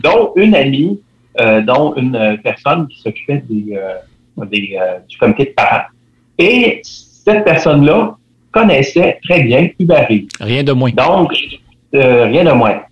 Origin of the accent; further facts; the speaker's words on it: Quebec City, Quebec, Canada; je suis résident de Capouge